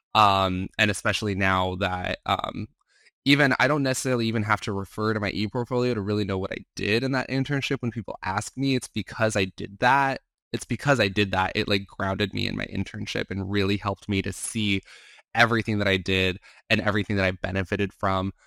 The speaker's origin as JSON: {"language": "English", "region": "Arizona", "country": "United States", "said": "I'm from Arizona, I was working for an Arizona senator"}